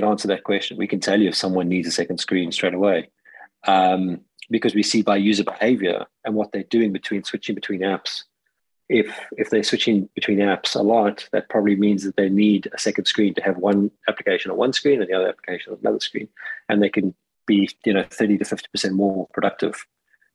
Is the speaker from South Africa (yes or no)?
yes; South Africa; now in United Kingdom; I am a South African living in the UK